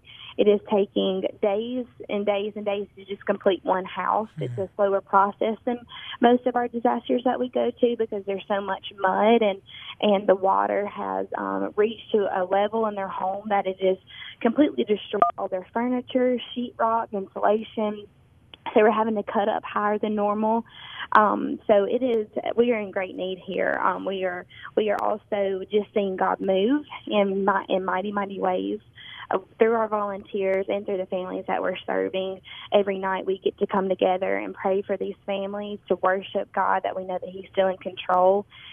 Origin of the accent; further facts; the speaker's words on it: Tupelo, Mississippi, United States; now in Omaha, United States; Tupelo, Mississippi.